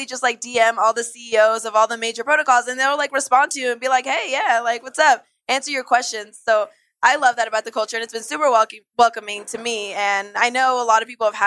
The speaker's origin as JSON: {"language": "English", "area": "Bay Area", "region": "California", "country": "United States", "tie": "born or raised there", "also_born_or_lived": "Bogotá, Colombia", "said": "I grew up in the Bay Area, which for those who aren't familiar, that's basically Silicon Valley"}